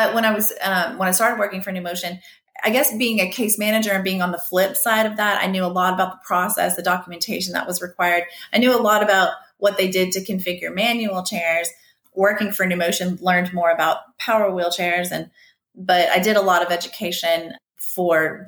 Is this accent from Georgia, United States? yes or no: no; Baton Rouge, Louisiana, United States; I'm from Baton Rouge, Louisiana